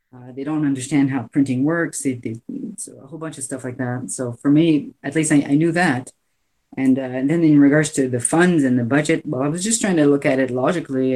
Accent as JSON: {"language": "English", "country": "Canada", "said": "I'm Canadian"}